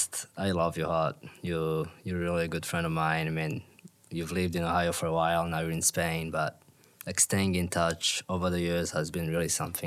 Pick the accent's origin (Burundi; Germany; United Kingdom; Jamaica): Burundi; moved away as an adult; now in Minnesota, United States; I'm from Burundi, which is a really small country in Eastern Central Africa.